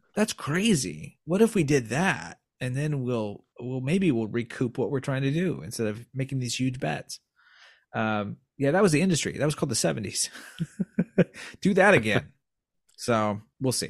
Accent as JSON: {"language": "English", "region": "Indiana", "country": "United States", "tie": "born or raised there", "moved": "yes", "lives_now": "East Coast, United States", "said": "I grew up in Indiana"}